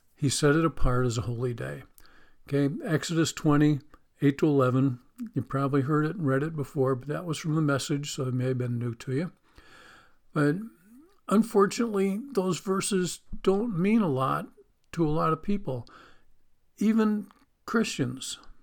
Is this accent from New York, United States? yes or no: yes; Western New York, United States; moved away; I grew up in Western New York, near the Pennsylvania border on Lake Erie.